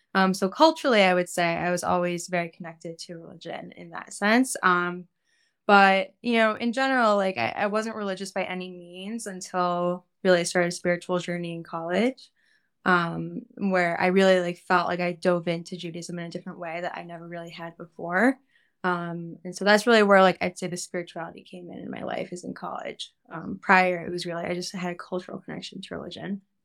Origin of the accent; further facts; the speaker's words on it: Cleveland, Ohio, United States; now in New York, United States; I grew up in Cleveland, Ohio